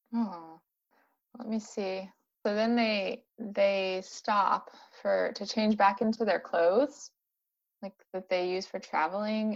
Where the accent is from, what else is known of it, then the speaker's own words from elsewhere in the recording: San Diego, California, United States; I grew up in San Diego, so I'm not used to harsh cold